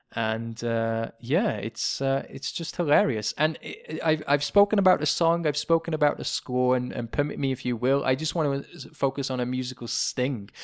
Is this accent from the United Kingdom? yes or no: yes; England, United Kingdom; moved away; a Brit, as an Englishman